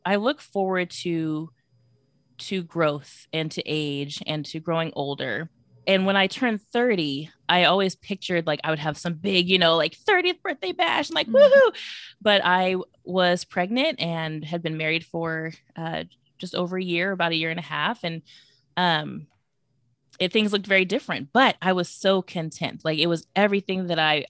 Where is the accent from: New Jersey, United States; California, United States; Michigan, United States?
California, United States; Bay Area; moved away as an adult; now in Atlanta, United States; I'm actually from the Bay Area, California, but have lived outside of Atlanta